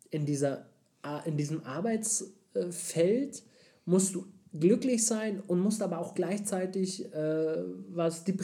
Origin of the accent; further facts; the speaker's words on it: Germany